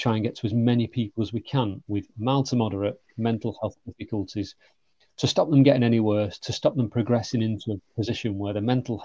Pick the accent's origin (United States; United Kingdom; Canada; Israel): United Kingdom; the north of England; accent: northern; moved away; also born or lived in London / South Coast / Manchester; as you can tell by my accent, I'm a northerner